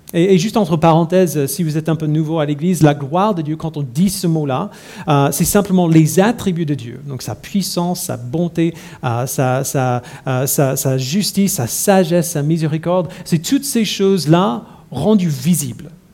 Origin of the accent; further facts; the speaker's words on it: United States; now in Paris, France; je suis américain